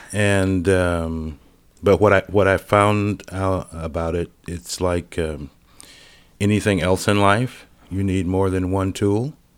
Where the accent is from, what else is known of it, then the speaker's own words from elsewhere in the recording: Cleveland, Ohio, United States; moved away; I grew up in Cleveland, Ohio